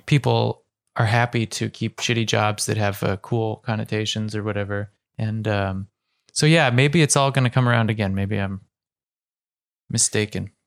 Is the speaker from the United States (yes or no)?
yes; Ohio, United States; growing up in Ohio